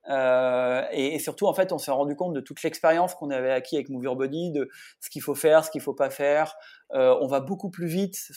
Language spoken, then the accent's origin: French; Hauts-de-France, France